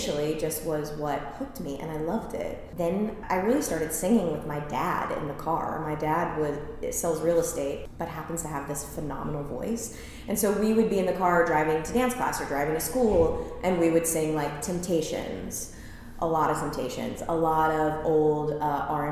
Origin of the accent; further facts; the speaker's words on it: Myrtle Beach, South Carolina, United States; moved away; I'm originally from Myrtle Beach, South Carolina